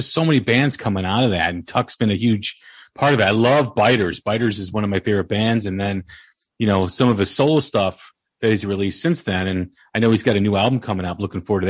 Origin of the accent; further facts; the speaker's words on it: Illinois, United States; If you have thin skin growing up outside of Chicago, you're not going to have a good time.